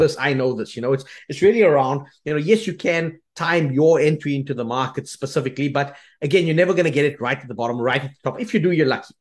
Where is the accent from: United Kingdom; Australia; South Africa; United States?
South Africa; moved away as an adult; we are South African